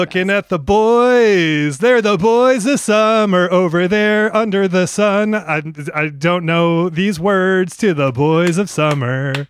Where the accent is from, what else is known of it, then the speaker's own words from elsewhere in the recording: New England, United States; moved away as an adult; also born or lived in Maine; now in Los Angeles, United States; I was from New England.